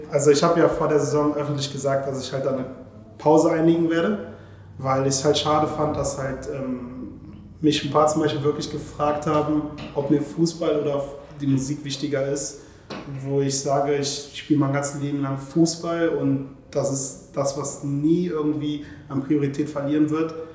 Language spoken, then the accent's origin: German; Germany; Ich sehe mich halt als Deutscher, ich kenne halt nur die deutsche Kultur